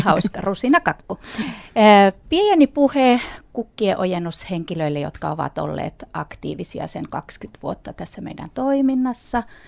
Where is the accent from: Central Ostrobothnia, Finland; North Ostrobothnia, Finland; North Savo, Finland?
Central Ostrobothnia, Finland; Kokkola; moved away as an adult; now in Jyväskylä, Finland; Kokkolan seudulta, mistä mä oon kotoisin